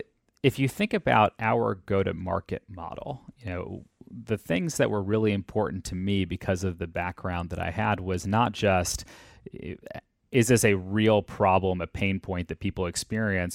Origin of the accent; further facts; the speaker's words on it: Atlanta, Georgia, United States; I grew up in Atlanta.